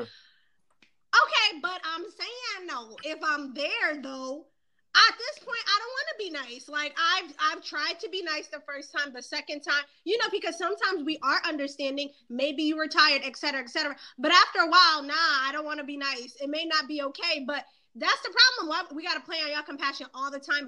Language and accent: English; Boston, Massachusetts, United States; I'm from Boston, East Coast